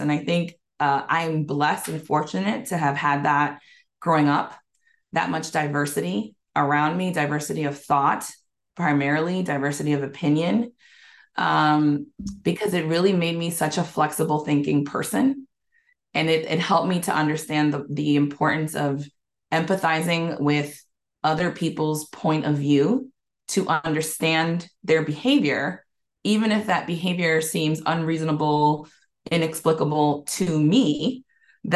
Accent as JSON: {"language": "English", "town": "New York City", "region": "New York", "country": "United States", "tie": "born or raised there", "also_born_or_lived": "Bronx, New York / Marble Hill, Riverdale, New York", "said": "I was born in the Bronx. I spent the first 6 or 7 years in the Marble Hill, Riverdale area. And then we moved down to Washington Heights"}